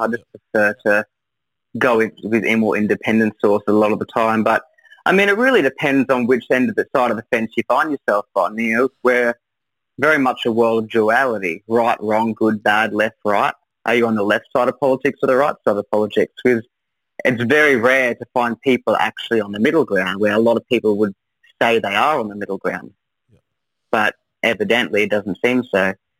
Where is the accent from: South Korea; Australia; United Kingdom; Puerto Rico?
Australia; Newcastle, New South Wales; born there; I always supported New South Wales because I was born in Newcastle, so I did the full loop.